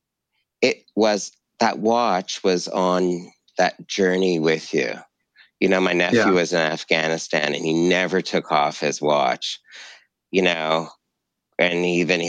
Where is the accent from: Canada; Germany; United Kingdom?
Canada; Montreal, Quebec; I grew up in Montreal